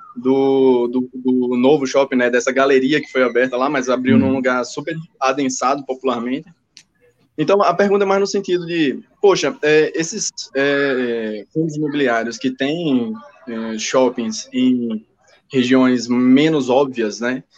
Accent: Aracaju, Sergipe, Brazil; now in Brasília, Brazil; Eu estou falando de Brasília, mas na verdade eu sou sergipano, né? Aracajuano

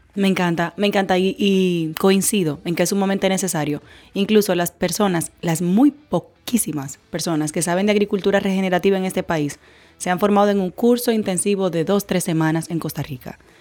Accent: Dominican Republic; como ciudadana dominicana

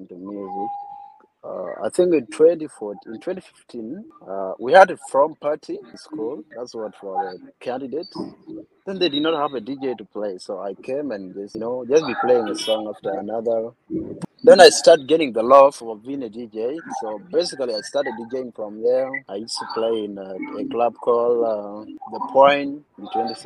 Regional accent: South Sudan; now in Kampala, Uganda; I come from Makwajpayam, basically Edumore. That's my background.

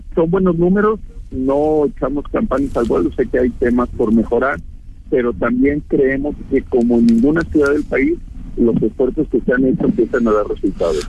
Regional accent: Guadalajara, Jalisco, Mexico; yo de verdad como tapatío

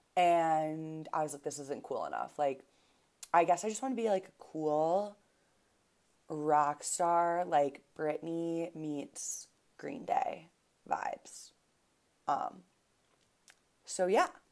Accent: Buffalo, New York, United States; also born or lived in Boston; now in Denver, United States; I grew up in Buffalo, New York

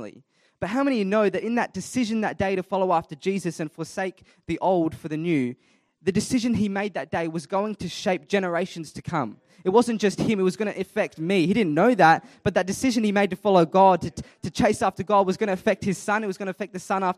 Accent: Adelaide, South Australia, Australia; I was born and raised in Adelaide, South Australia, born in Flinders Hospital

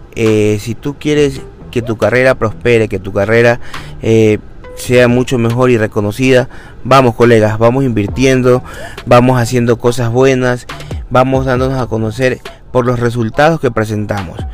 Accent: Ecuador; Como ecuatoriano que soy

